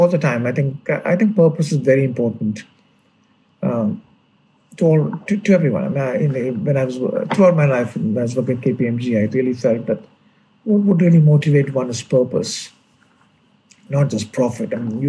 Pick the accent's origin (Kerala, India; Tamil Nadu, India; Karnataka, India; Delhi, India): Kerala, India; Mavelikara; born there; I was born in Kerala, yes.